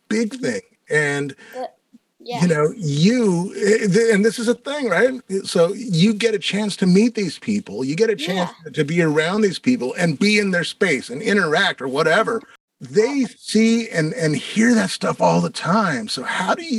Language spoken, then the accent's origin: English; Santa Fe, New Mexico, United States; now in Minneapolis, United States; I'm originally from Santa Fe, New Mexico. And when I moved to Minneapolis